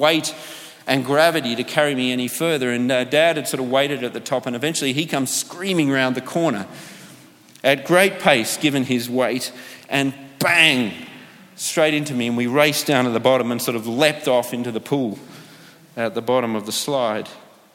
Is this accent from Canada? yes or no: no; Australia; moved away; growing up in Australia